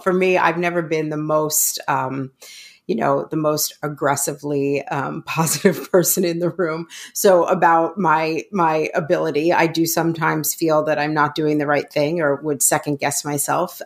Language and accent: English; New York City, New York, United States; I grew up in New York City